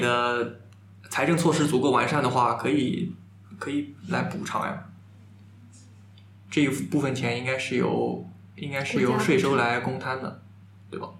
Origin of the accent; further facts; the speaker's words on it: Jiangsu, China; 我们是江苏人是骂